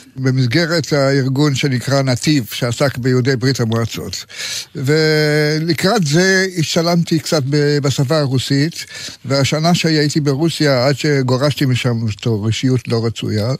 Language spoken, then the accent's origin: Hebrew; Tel Aviv, Tel Aviv District, Israel; also born or lived in Jerusalem; תל אביבי, לא כל חיי, אבל אני יליד תל אביב. היו לי כמה בילויים בירושלים, כמה שנים טובות. אחר כך גם בחוץ לארץ, פה ושם. ולסוף חזרתי לעיר, לעיר שאני אוהב.